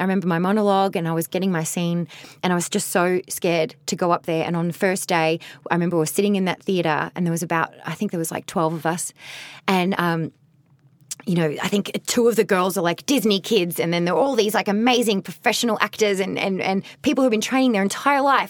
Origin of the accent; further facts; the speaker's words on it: Australia; moved away as an adult; also born or lived in Ireland / Mexico / Las Vegas; now in Los Angeles, United States; I'm such a proud Australian